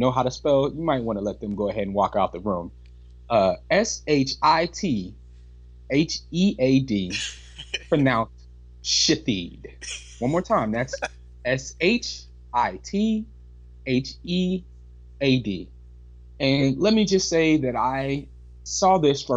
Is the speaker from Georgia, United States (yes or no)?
yes; Atlanta, Georgia, United States; people that I grew up with in Atlanta, Georgia